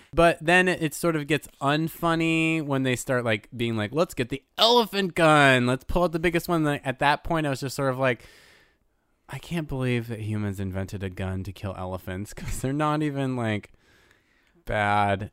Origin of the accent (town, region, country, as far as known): United States